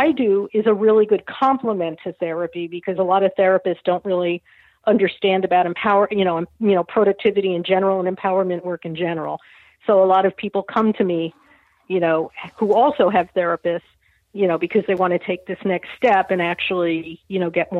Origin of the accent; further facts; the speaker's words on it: New York, United States; I'm from New York and I love my hyperbole, but I had to let it go. New Yorker